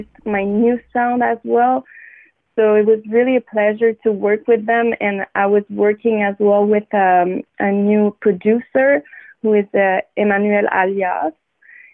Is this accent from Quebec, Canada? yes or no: yes; Montreal, Quebec, Canada; I'm from Wendat Nation, from Montreal.